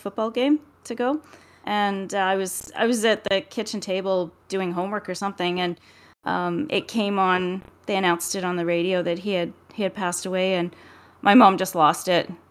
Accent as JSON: {"language": "English", "town": "Edmonton", "region": "Alberta", "country": "Canada", "tie": "born or raised there", "said": "I was living in Edmonton, growing up in Edmonton."}